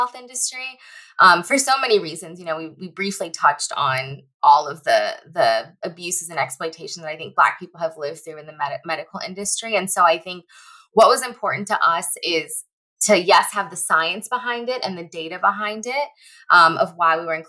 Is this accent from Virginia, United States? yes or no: yes; Northern Virginia, United States; now in Los Angeles, United States; I live in LA now, but I'm originally from the Northern Virginia area